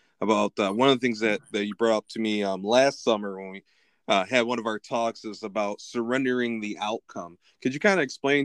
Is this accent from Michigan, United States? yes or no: yes; Lansing, Michigan, United States; I grew up in Lansing